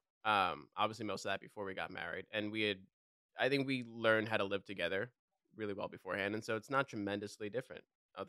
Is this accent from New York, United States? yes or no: yes; New York, United States; accent: New York; calling me New York. Like, no one knew my name. They just knew me as New York because I was still 14. My accent was still really strong.